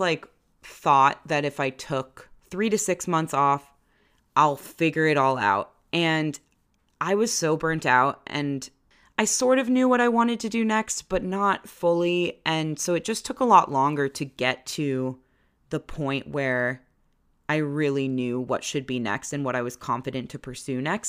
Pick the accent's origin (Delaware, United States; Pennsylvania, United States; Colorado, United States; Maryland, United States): Maryland, United States; moved away as an adult; also born or lived in Washington, D.C.; now in Chicago, United States; We grew up in Maryland. I went to college in Maryland.